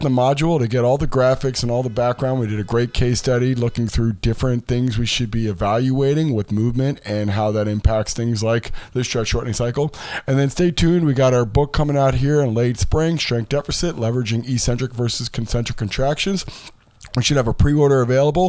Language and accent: English; Enfield, Connecticut, United States; now in Southern California, United States; my time growing up in Enfield, Connecticut